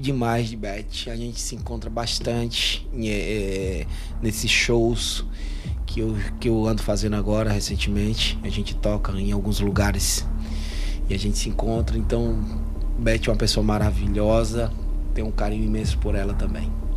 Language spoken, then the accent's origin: Portuguese; Canindé, Ceará, Brazil; foi em Canidé, foi lá na minha cidade